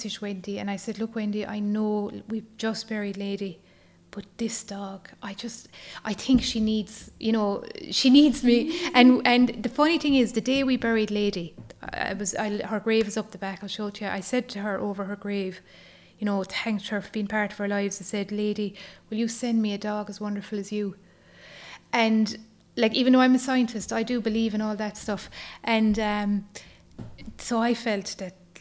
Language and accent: English; County Waterford, Munster, Ireland; moved away as an adult; now in County Kerry, Ireland; I'm from County Waterford, so I'm married down here in Kerry. So my family are all down in Waterford.